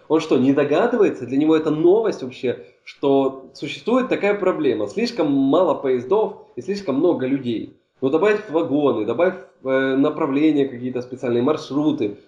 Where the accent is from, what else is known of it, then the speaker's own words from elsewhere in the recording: Dnipropetrovsk Oblast, Ukraine; also born or lived in Kryvyi Rih; now in Germany; я-то живу далековато, это Днепропетровская область, ну, жил раньше